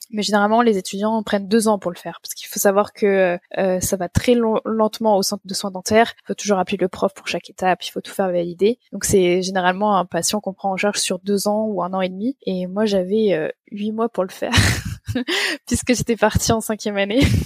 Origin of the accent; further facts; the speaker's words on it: France; moved away as an adult; also born or lived in Nantes, France; now in Munich, Germany; je suis française